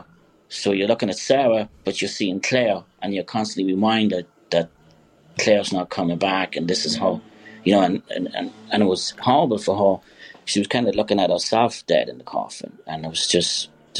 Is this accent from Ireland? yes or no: yes; Kilkerley, Leinster, Ireland; now in New York, United States